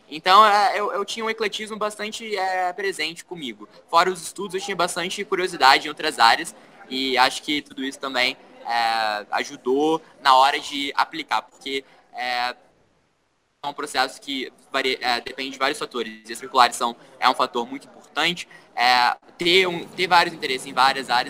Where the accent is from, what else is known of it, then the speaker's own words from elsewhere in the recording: Minas Gerais, Brazil; eu vim de uma cidade do interior de Minas, então é, acabou, acabou que misturou tudo, a, a, a vivência de uma, numa metrópole